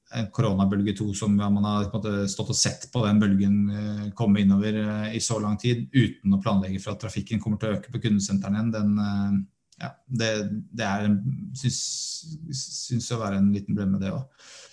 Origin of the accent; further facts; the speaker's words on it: Norway; vi er nordmenn